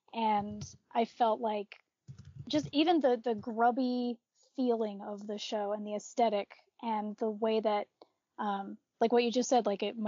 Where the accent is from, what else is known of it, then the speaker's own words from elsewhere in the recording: East Coast, United States; now in Montana, United States; I was born in Montana. I was raised on the East Coast, and now I've moved back to Montana, where I've been living for the past 6 years.